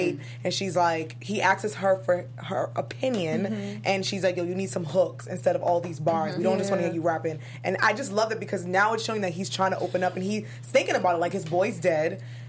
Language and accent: English; New York City, New York, United States; I am from Brooklyn